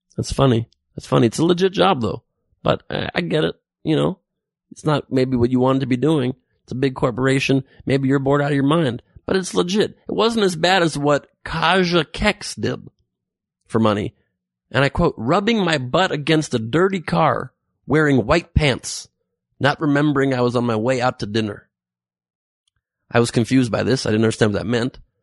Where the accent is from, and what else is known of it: Los Angeles, California, United States; born or raised there